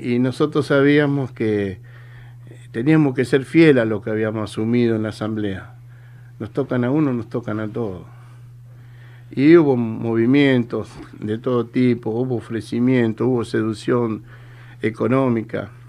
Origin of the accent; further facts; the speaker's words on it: Tigre, Buenos Aires Province, Argentina; Yo soy oriundo acá de Tigre, Carupa Vieja y Peligro. Y sé que hay muchos compañeros de la zona, del barrio que están escuchando.